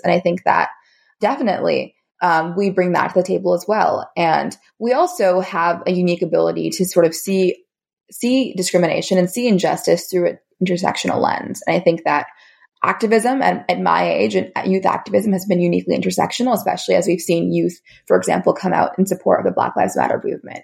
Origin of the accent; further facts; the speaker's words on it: California, United States; my home state of California in the US